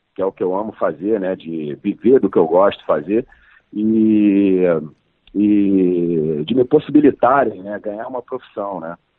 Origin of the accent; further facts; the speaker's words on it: Brazil; representar o meu país é, mundo afora, né, como, como brasileiro, como ator brasileiro